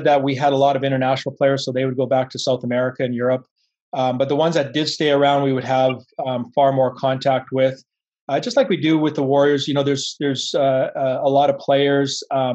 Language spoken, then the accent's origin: English; Vancouver, British Columbia, Canada; growing up in Vancouver and being immersed in that sort of high performance environment